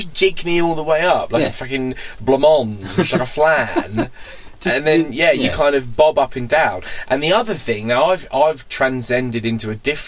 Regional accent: United Kingdom; we're British

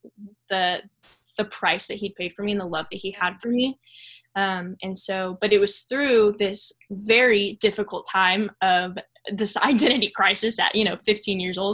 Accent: Dallas, Texas, United States; I'm from the Dallas area

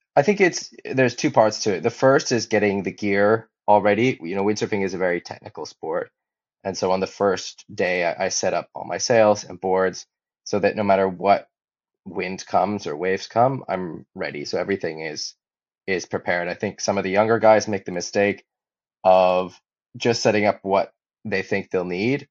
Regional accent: Hawaii, United States; also born or lived in Hamburg; I grew up in Hawaii, and my father was a windsurfer

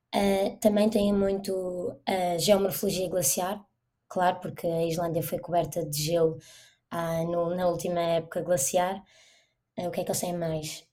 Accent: Portugal; moved away as an adult; also born or lived in Iceland; now in Reykjavik, Iceland; nós em Portugal, por exemplo, plantamos batatas ou, ou alguma coisa no nosso jardim, na nossa horta

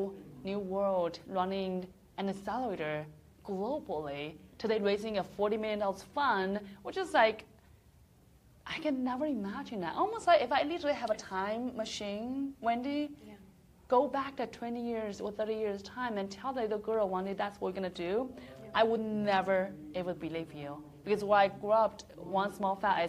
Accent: China; moved away as an adult; I grew up in a small little town. So once again, it's not representing the whole China

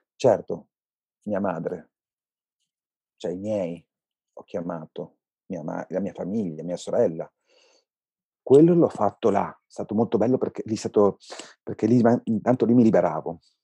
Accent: Bologna, Emilia-Romagna, Italy; Io non ho scelto di vivere a Bologna perché sono di Bologna.

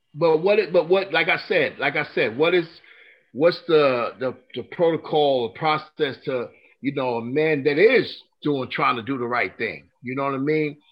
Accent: New York, United States; now in North Carolina, United States; I'm originally from New York

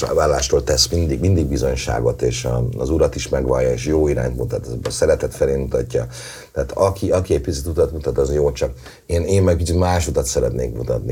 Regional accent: Budapest, Hungary; a Király utcába nőttem föl, hát anyukám ott

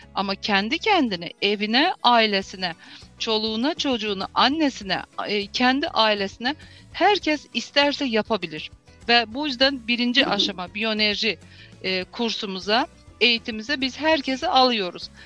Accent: Azerbaijan; also born or lived in Baku, Azerbaijan; Azerbaycan Türklerindenim. Ol şehrinde e, doğuldum. 1968 doğumluyum. İlk okul e, ve liseyi Oğul şehrinde bitirdim

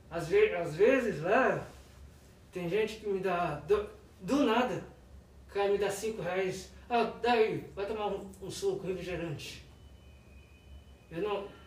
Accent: Resende, Rio de Janeiro, Brazil; Para quem não sabe, eu vim de Resende, do Rio de Janeiro.

